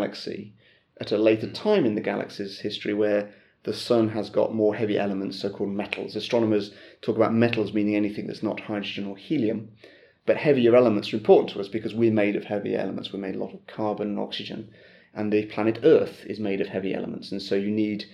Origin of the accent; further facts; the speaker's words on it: United Kingdom; moved away as an adult; also born or lived in California, United States; now in Lund, Sweden; I'm originally from Britain, and I came to Sweden almost 15 years ago, in fact